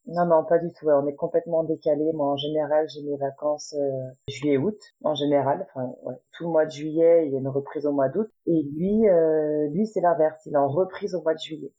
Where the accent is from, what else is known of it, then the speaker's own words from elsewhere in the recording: Paris region, Île-de-France, France; moved away as an adult; now in Laval, France; Actuellement, j'habite à Laval, mais je viens de la région parisienne